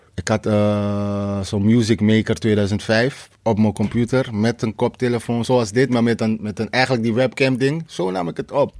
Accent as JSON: {"language": "Dutch", "town": "Amsterdam", "region": "North Holland", "country": "Netherlands", "tie": "born or raised there", "said": "Ik kom uit Krijnest."}